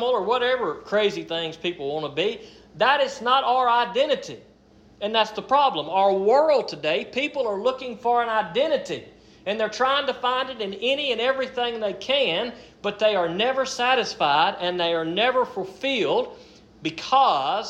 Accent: United States; I am an American

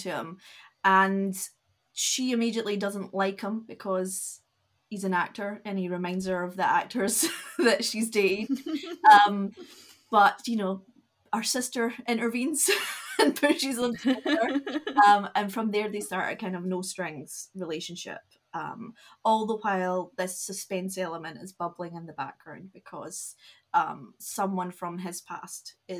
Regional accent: Scottish Lowlands, Scotland, United Kingdom; I'm Scottish, but I'm from the Lowlands

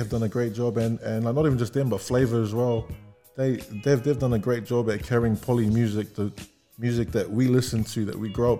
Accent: New Zealand; I grew up in New Zealand.

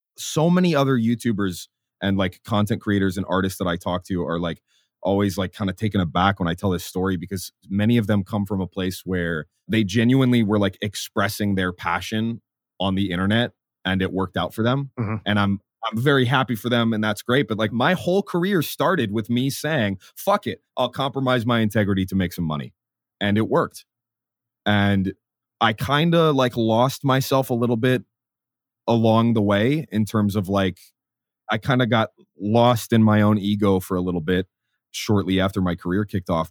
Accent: Minnesota, United States; also born or lived in St. Paul, Minnesota; now in San Diego, United States; I grew up in Minnesota

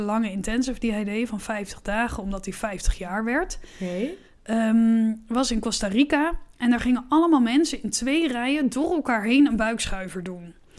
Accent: Netherlands; ik was dan de enige Nederlander

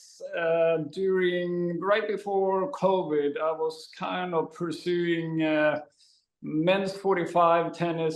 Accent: Sweden; now in Huntington Beach, United States; I am from Sweden and grew up there

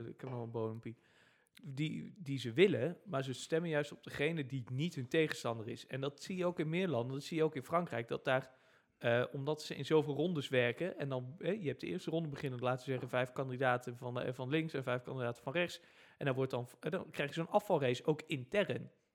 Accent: Netherlands; wij Nederlanders

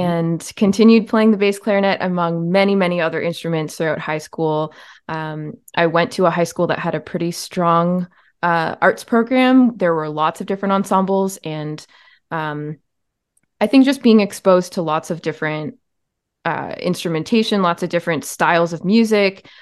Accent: Ontario, Canada; I was born in Ontario, Canada, where I, I still live in the province. I've moved around to many different towns within the province

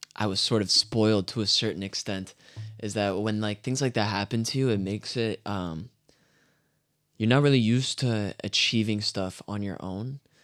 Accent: Canada; born or raised there; also born or lived in France

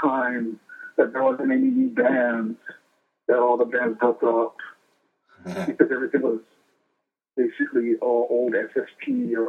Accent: Pearl City, Hawaii, United States; I grew up in Pearl City.

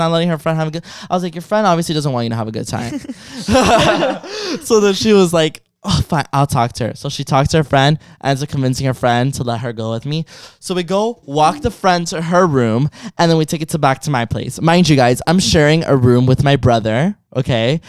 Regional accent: Miami, Florida, United States

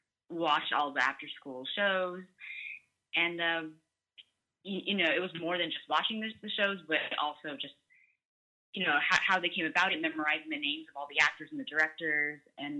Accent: United States; growing up, and being transparent, being Asian American, there was a point where there were less opportunities in front of the camera

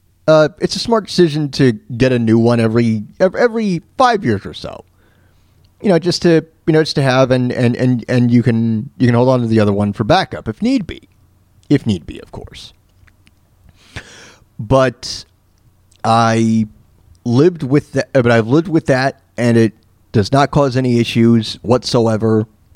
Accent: New York, United States; I do remember growing up in New York, and I was bouncing around the stations because I was a very young lad. I was only 5-6 years old

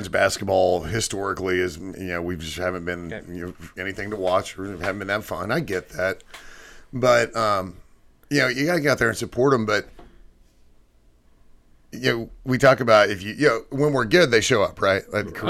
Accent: Odessa, Texas, United States; I'm from Odessa. It's in Odessa.

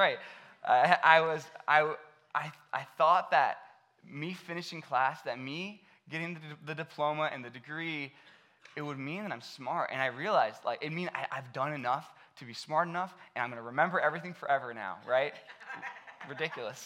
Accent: Akron, Ohio, United States; I grew up right here in Akron

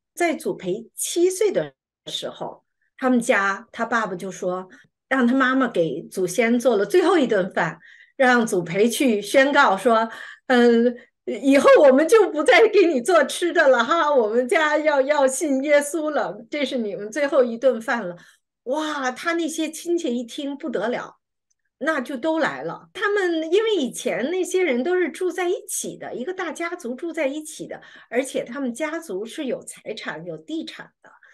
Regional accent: China; 我们中国人

